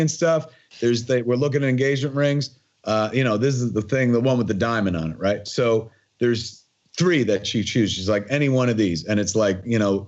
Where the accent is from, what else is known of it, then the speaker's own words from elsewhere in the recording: New Jersey, United States; my whole life growing up in Jersey